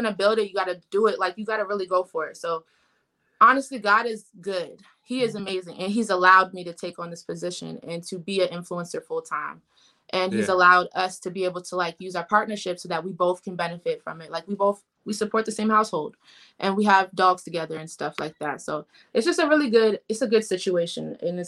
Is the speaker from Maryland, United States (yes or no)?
yes; Columbia, Maryland, United States; now in Baltimore, United States; So I am from Columbia, Maryland, but I'm local to Baltimore now.